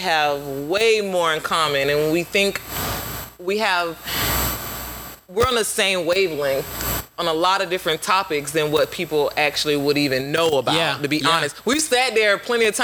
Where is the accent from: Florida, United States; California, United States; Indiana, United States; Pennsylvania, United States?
Florida, United States; Winter Park; we from Winter Park